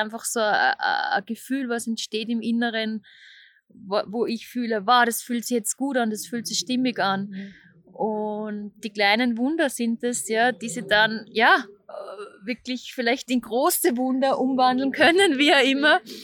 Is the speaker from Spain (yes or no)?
no; Austria; moved away as an adult; also born or lived in Vienna, Austria; now in Zurich, Switzerland; ich bin, man hört es, aus Österreich